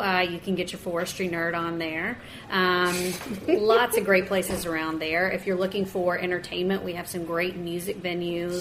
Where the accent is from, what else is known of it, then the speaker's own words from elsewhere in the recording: the South, United States; I'm from the South